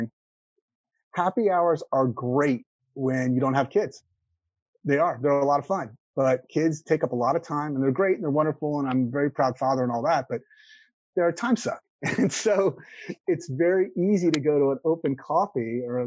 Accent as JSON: {"language": "English", "town": "Houston", "region": "Texas", "country": "United States", "lives_now": "Austin, United States", "said": "I've only been in Austin for 6 years, and I'm from Houston originally"}